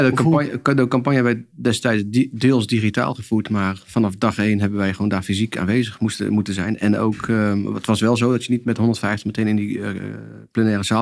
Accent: Netherlands; bij mijn ouders doen in de sociale huurwoning die zij vanaf 1982 bewonen. En in de wijk waar ik ben opgegroeid.

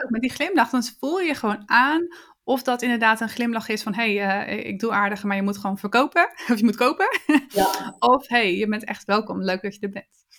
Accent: Netherlands; als Nederlander

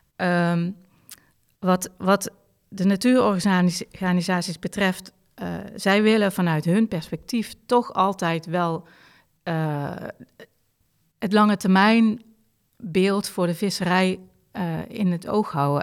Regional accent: Limburg, Netherlands; moved away; ik als Limburger.

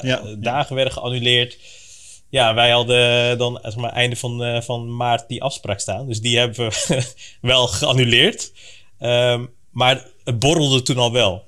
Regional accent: Breda, North Brabant, Netherlands; moved away as an adult; now in Capelle aan den IJssel, Netherlands; geboren en getogen in Breda, maar sinds nou, een aantal maanden woonachtig in in Capelle aan de IJssel

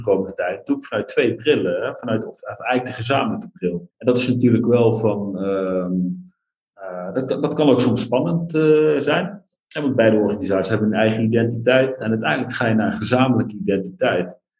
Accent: North Brabant, Netherlands; moved away; also born or lived in Overijssel / Nijmegen / Sweden; Ik ben geboren in Overijssel, opgegroeid in Brabant.

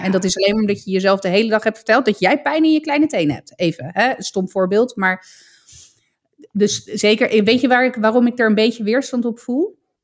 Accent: Italy; voor mij als Italiaan

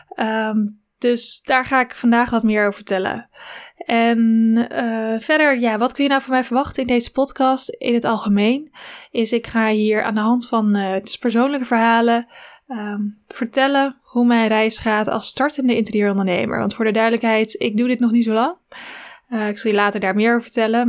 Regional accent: Zwanenburg, North Holland, Netherlands; ik ben geboren in Zwanenburg, in een klein dorpje in Noord-Holland, eh, tussen Haarlem en Amsterdam

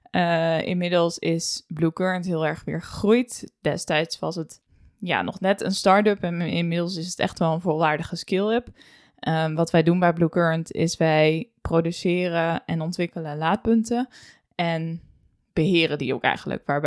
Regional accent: Emmeloord, Flevoland, Netherlands; 26 eh, jaar oud, geboren in 1997. opgegroeid in Emmeloord, gestudeerd in Leeuwarden

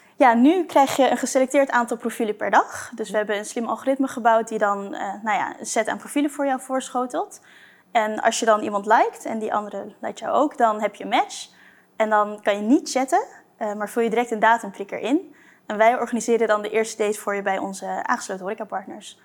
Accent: Blaricum, North Holland, Netherlands; moved away as an adult; also born or lived in Delft; now in Amsterdam, Netherlands; in Blarikum, ja. Dus hm. daar eh, mijn jeugd doorgebracht

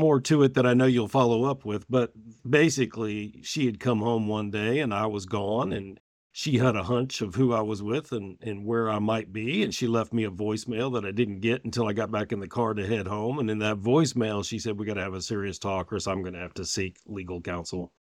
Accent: Richmond, Virginia, United States; I was born in Richmond, Virginia

